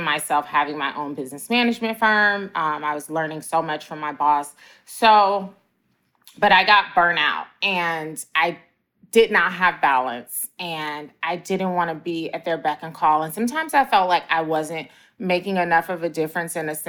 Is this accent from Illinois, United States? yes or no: yes; Chicago, Illinois, United States; moved away; also born or lived in Atlanta; I went back to my hometown of Chicago